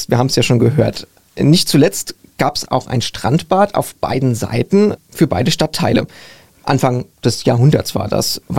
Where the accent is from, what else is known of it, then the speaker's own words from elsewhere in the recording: Wiesbaden, Hesse, Germany; Ich komme zwar aus Nordenstadt, aber bei uns gab es dann auch irgendwelche Ausflüge oder Wandertage